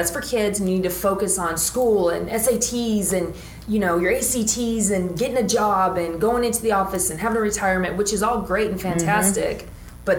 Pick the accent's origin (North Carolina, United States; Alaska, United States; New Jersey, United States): Alaska, United States; moved away; And I'm from Alaska.